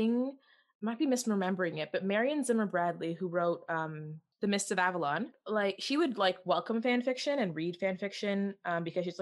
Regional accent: Canada; we're Canadian

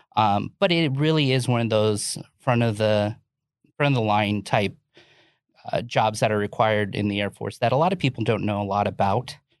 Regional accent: Orlando, Florida, United States; I grew up originally in Orlando, Florida

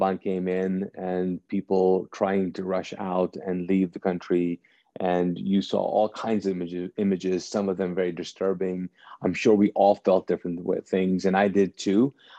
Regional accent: Kuwait; now in United States; I grew up in Kuwait. I was born and raised there, and grew up there as a Pakistani, because my parents are Pakistani.

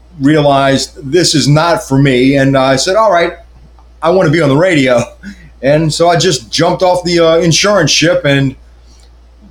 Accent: New Orleans, Louisiana, United States; now in River Ridge, United States; I'm from Algiers

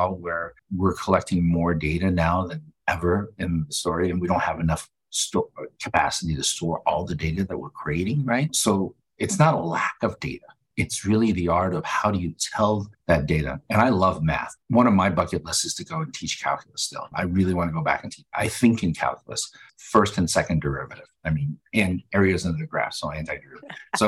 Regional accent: Denver, Colorado, United States; I went to John F. Kennedy High School here in Denver. And I'm calling it from Denver

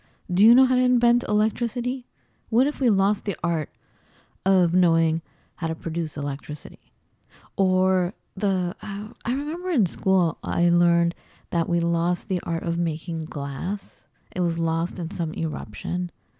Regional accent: United States; as we hear all the time growing up in the United States

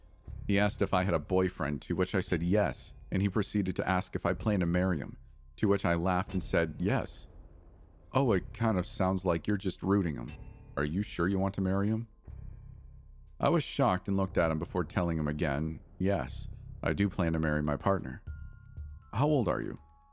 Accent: East Los Angeles, California, United States; For context, my older brother and I grew up in East LA, in a small house that had a metal gate

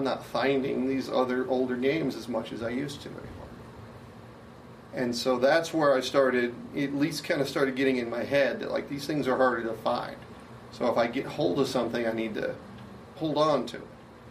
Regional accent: Garland, Texas, United States; I was in Garland, Texas, my hometown, where I grew up

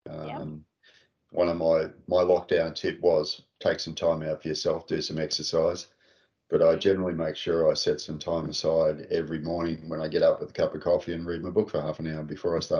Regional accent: Sydney, New South Wales, Australia; In North Sydney, Mater yeah. Hospital.

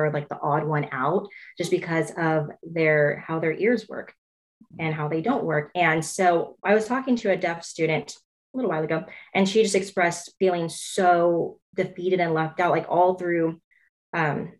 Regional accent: Clovis, California, United States; I grew up in Clovis Unified

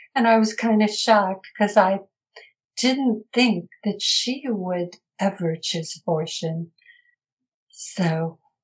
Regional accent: Minneapolis, Minnesota, United States; I grew up in Minneapolis, Minnesota, in a loving family

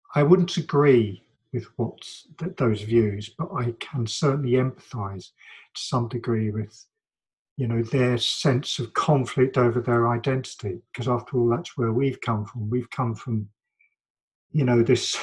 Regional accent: London, United Kingdom; my my childhood and my my adolescence and growing up here and the work I've done and lived in London most of my life

